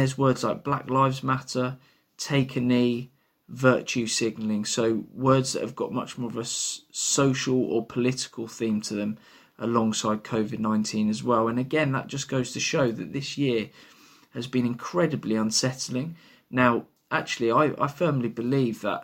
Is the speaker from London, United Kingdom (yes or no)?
yes; London, United Kingdom; now in Bristol, United Kingdom; I am not from Bristol. I come from London.